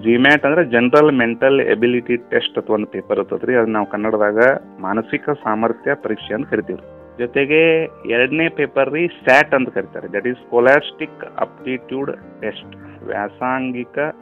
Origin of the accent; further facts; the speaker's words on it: Nerli, Karnataka, India; ನಾನು ಮೂಲತಃ ಬೆಳಗಾವಿ ಜಿಲ್ಲೆ ಹುಕ್ಕೇರಿ ತಾಲೂಕಿನ ನೇರ್ಲಿ ಗ್ರಾಮದವನು